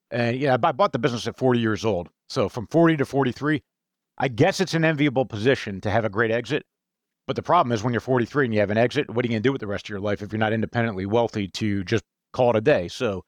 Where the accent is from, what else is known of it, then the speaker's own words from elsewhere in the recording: New Jersey, United States; literally about five miles from where I grew up in New Jersey.